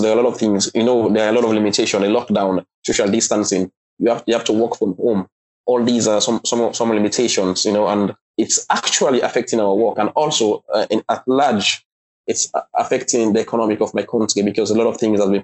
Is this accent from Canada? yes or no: no; Sierra Leone; also born or lived in China